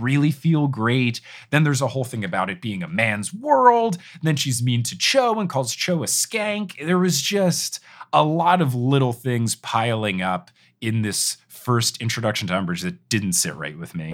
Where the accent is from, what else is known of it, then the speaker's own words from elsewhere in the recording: Robbinsville, New Jersey, United States; moved away; also born or lived in Texas; I grew up in New Jersey